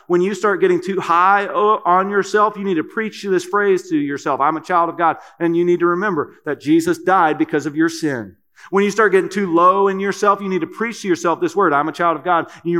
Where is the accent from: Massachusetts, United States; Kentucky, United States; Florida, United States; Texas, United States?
Kentucky, United States; I'm from Kentucky, and that's a great word for me too. Y'all.